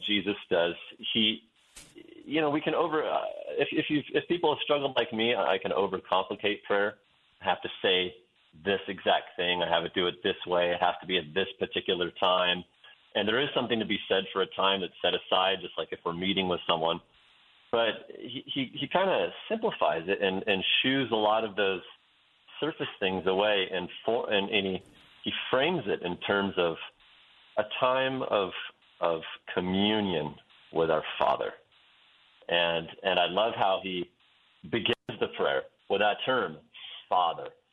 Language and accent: English; Western Oregon, United States; moved away as an adult; also born or lived in Wyoming; I grew up in Western Oregon in a in a town that's known as the Amsterdam of America